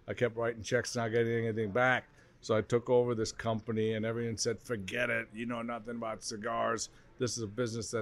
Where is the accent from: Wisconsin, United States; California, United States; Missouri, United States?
Wisconsin, United States; Green Bay; moved away as an adult; now in Naples, United States; I grew up in Wisconsin. I went to high school in Green Bay.